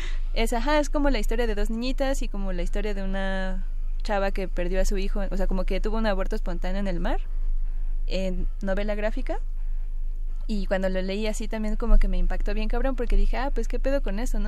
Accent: Mexico; como somos mexicanos

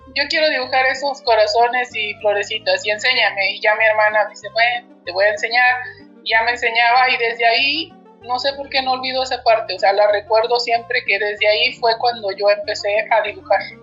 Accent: Jamiltepec, Oaxaca, Mexico; also born or lived in United States; now in Zacatecas, Mexico; Yo soy de Oaxaca, pero vivo en Zacatecas

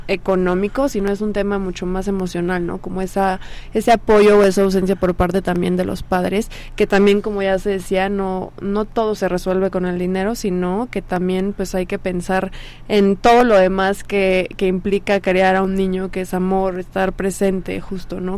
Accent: Mexico; como sociedad mexicana

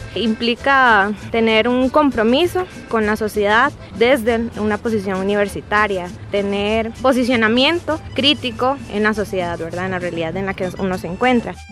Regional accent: Guanajuato, Mexico; soy de Guanajuato

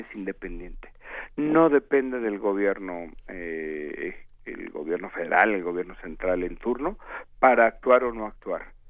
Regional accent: Mexico; como ciudadano mexicano

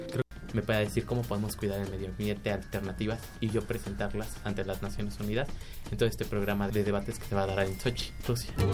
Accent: Mexico City, Mexico; Nací en, eh, en la Ciudad de México el 21 de abril de 1999

